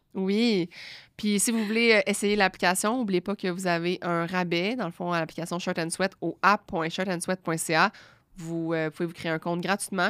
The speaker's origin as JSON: {"language": "French", "region": "Quebec", "country": "Canada", "said": "nous on est là on est du Québec on, on est dans notre salon"}